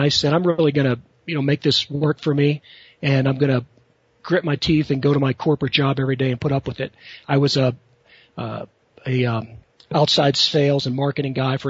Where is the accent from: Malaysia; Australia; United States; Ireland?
United States; Western Pennsylvania; I grew up in Western Pennsylvania, blue-collar type family